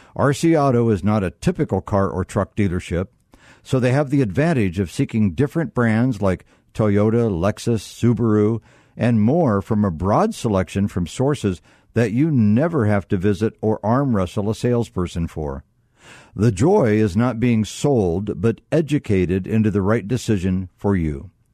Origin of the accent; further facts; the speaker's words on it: Northeast Ohio, United States; I was brought up in North, Northeast Ohio